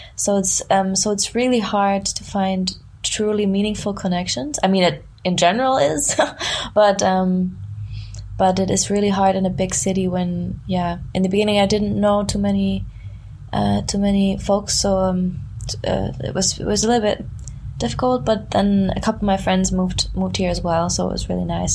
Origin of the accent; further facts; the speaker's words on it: small town near Frankfurt, Hesse, Germany; moved away; I grew up in southern Germany in like a very small town. it's close to Frankfurt.